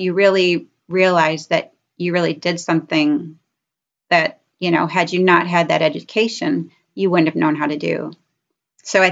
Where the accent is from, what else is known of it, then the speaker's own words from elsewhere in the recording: Rochester, New York, United States; moved away as an adult; now in Rochester, Minnesota, United States; I'm from Rochester. So we're both from New York